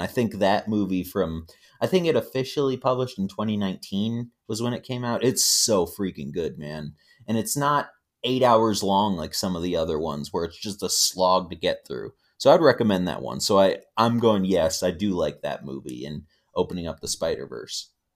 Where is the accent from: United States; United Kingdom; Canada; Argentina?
United States; Midwest; growing up in the Midwest